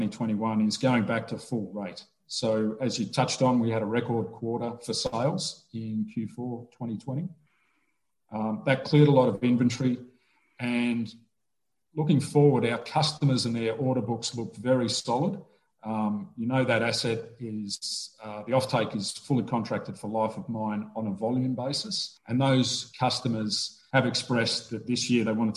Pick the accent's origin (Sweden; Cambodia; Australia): Australia; Melbourne, Victoria; Born and raised in Melbourne, Australia